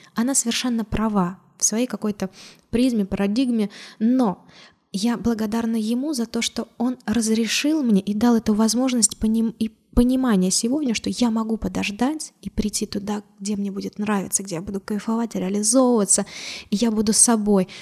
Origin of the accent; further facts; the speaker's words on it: Orenburg, Orenburg Oblast, Russia; also born or lived in Georgia; вернулась в свой родной город